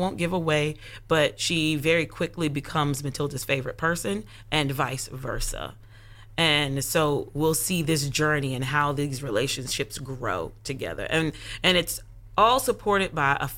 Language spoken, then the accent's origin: English; Concord, North Carolina, United States; now in Charlotte, United States; I am born and raised in North Carolina, born and raised in Concord, but I currently live in Charlotte, North Carolina